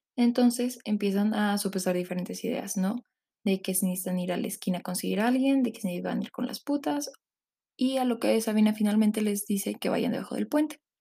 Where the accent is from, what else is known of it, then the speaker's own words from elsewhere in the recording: Mexico City, Mexico; yo soy originaria de la Ciudad de México